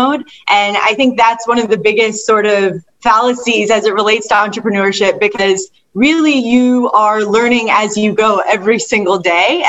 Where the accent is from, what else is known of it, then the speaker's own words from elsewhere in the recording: Detroit, Michigan, United States; the area I grew up in Detroit was predominantly Caucasian